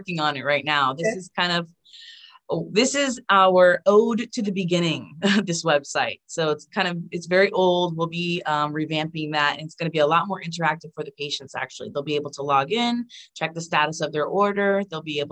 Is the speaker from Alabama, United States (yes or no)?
no; Florida, United States; I'm from Florida and here it's flatland.